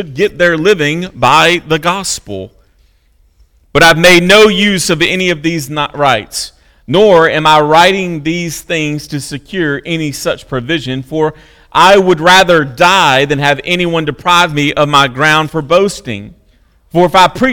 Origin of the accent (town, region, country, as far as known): United States